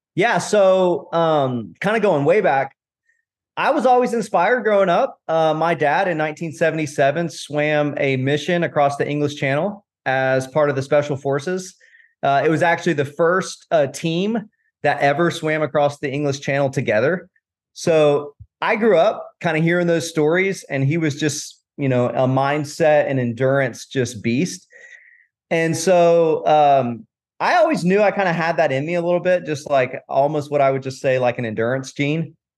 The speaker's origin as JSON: {"language": "English", "town": "Tampa", "region": "Florida", "country": "United States", "tie": "born or raised there", "also_born_or_lived": "Raleigh, North Carolina / Durham, North Carolina", "moved": "as an adult", "lives_now": "Greensboro, United States", "said": "I was born in Tampa, Florida"}